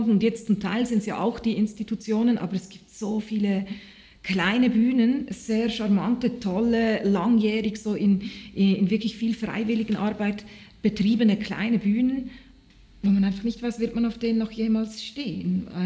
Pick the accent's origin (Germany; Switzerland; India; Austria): Switzerland; ich bin jetzt sehr, sehr froh, bin ich Schweizer Künstlerin und nicht irgendwo anders.